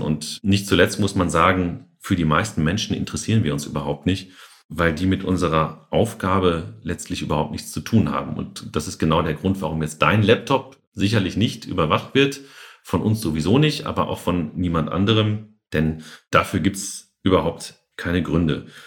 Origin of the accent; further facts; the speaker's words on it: Germany; bei uns in Deutschland